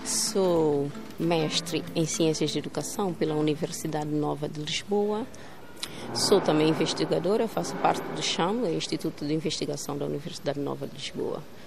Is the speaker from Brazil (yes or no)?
no; São Tomé & Príncipe; português não é a nossa língua materna, mas, no entanto, ela continua a ser ensinada como se de uma língua materna se tratasse